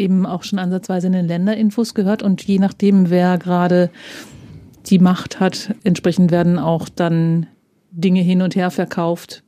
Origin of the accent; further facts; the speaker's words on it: Germany; ich komme aus der Grenzregion es klingt halt wie der Dialekt, der bei uns gesprochen ah, wird